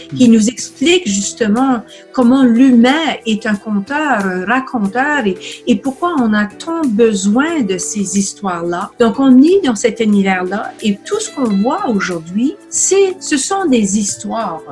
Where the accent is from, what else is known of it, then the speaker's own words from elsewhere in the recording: New Brunswick, Canada; first language French; moved away as an adult; also born or lived in Ottawa; now in Montreal, Canada; Je suis originaire euh, d'une province à l'est du Québec qui s'appelle le Nouveau-Brunswick. Euh, je suis francophone du Nouveau-Brunswick